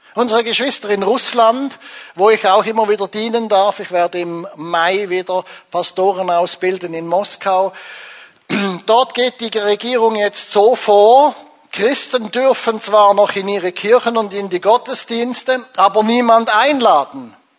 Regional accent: Zurich, Switzerland; also born or lived in Angola; als Zürcher

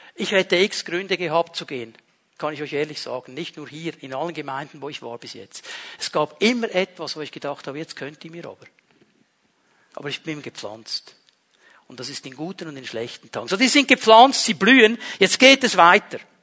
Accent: Switzerland; wir sind Schweizer.

